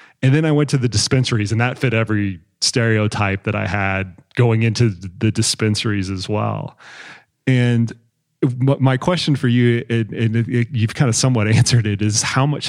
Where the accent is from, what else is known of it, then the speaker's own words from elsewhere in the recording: Texas, United States; I'm a Texan, red state.